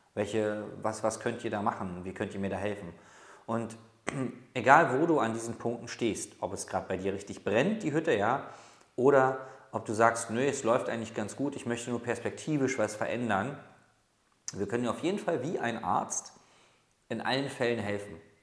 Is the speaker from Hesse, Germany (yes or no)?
no; Berlin, Germany; ich komme aus Berlin